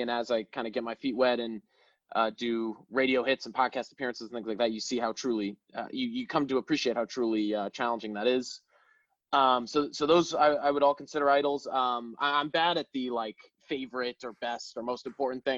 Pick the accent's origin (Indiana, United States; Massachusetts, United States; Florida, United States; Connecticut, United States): Connecticut, United States; moved away as an adult; now in Chicago, United States; I'm from uh, from the Connecticut area